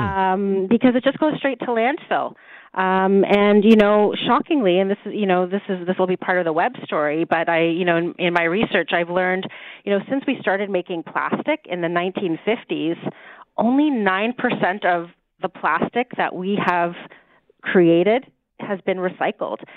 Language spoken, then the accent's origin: English; Toronto, Ontario, Canada; I was born and raised in Toronto